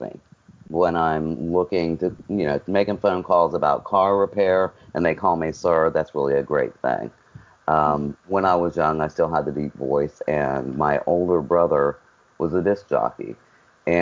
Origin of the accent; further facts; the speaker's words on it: West Virginia, United States; now in Surf City, United States; my home state of West Virginia.